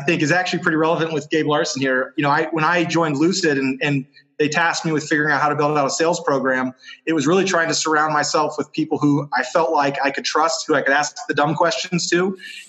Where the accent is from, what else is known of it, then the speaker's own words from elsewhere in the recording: New Hampshire, United States; moved away as an adult; now in Utah, United States; I grew up in New Hampshire, moved to Utah about 4 years ago